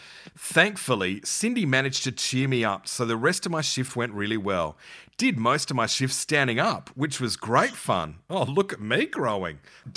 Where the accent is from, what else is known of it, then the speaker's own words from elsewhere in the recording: Adelaide, South Australia, Australia; And all my drive-in memories are of growing up in Adelaide. I have no memory of a Karratha drive-in.